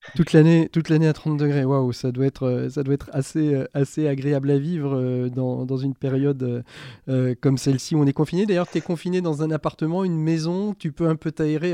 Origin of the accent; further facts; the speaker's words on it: France; chez vous, comme chez nous en France